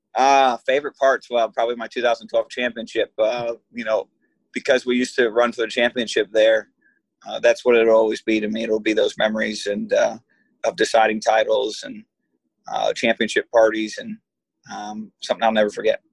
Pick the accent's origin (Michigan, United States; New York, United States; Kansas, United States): Michigan, United States; I come from Michigan